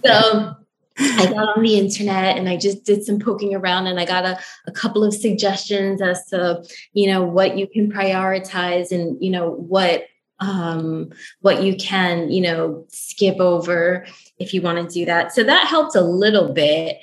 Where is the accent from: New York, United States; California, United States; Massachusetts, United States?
New York, United States; moved away as an adult; now in Los Angeles, United States; I am from New York